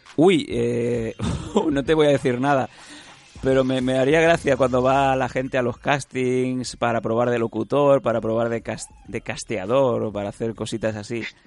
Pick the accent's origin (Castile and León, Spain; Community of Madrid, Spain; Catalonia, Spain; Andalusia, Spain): Catalonia, Spain; accent: Catalan; el catalán, por mi zona, el inglés y tal